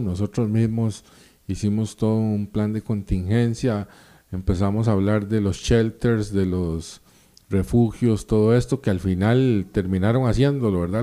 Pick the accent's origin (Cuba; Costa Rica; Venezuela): Costa Rica; como somos los ticos